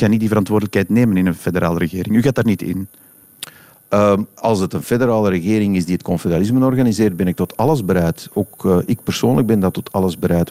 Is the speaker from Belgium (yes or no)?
yes; Flanders, Belgium; als Vlamingen